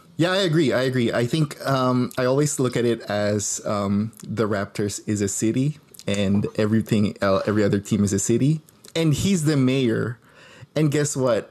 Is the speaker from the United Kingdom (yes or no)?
no; Philippines; moved away; I grew up in the Philippines